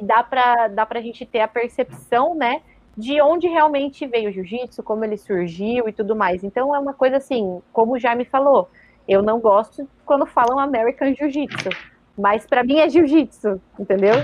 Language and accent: Portuguese; Brazil; somos brasileiros